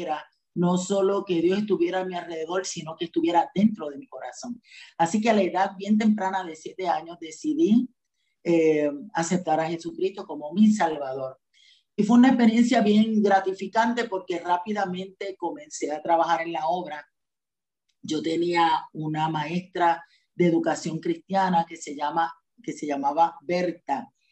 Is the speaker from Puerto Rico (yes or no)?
yes; Juncos, Puerto Rico; also born or lived in Barranquitas, Puerto Rico; yo fui nacida y criada en el Evangelio. Desde el vientre de mi madre me llevaba a la iglesia, a la iglesia bautista, a la ciudad deseada, en un barrio de Juncos